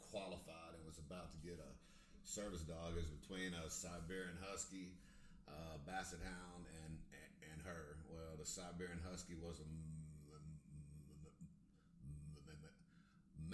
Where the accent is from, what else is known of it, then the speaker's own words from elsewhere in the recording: College Station, Texas, United States; I grew up here